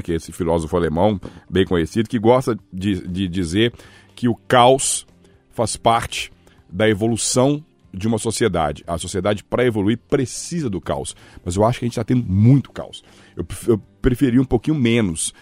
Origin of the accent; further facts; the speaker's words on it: Belo Horizonte, Minas Gerais, Brazil; Eu também sou brasileiro, mineiro, belo-horizontino